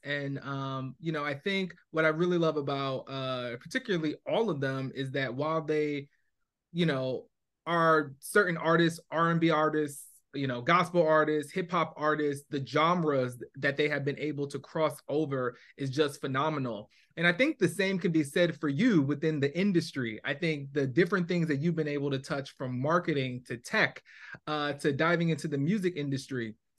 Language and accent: English; New Jersey, United States; I grew up in Jersey.